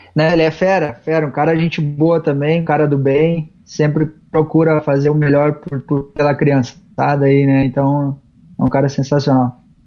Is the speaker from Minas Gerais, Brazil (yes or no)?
no; Taquara, Rio Grande do Sul, Brazil; da cidade Taquara, né? Tanto da cidade quanto do nosso interior, que é de onde eu venho